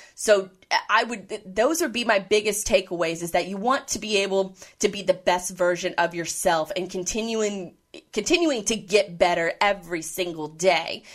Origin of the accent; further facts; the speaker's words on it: Jacksonville, Florida, United States; moved away; also born or lived in the Midwest / Orlando; I was born and raised in Jacksonville